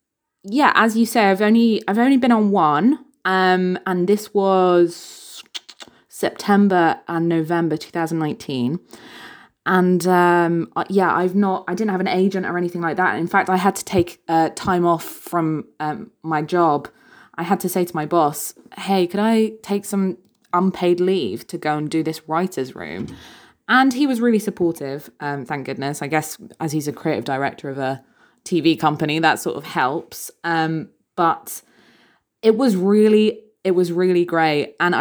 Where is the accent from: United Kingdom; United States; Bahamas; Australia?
United Kingdom; England; he goes, "…, you're a Northern woman." And I said, "Yes, technically that's true." And although my accent has slightly faded over the years, unfortunately.